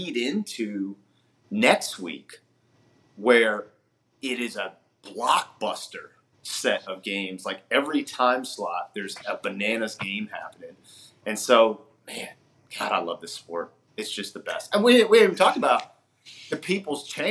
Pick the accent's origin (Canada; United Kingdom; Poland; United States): United States; Virginia; We grew up in Virginia